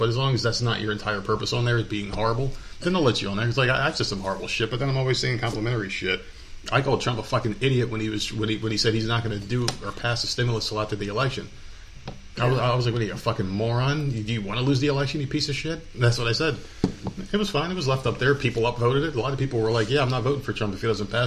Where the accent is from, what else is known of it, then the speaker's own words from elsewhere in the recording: United States; as American people